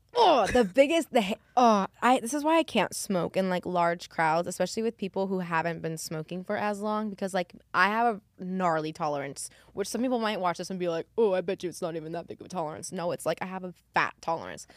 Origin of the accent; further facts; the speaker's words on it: New Mexico, United States; I'm from New Mexico where they film Breaking Bad in Albuquerque.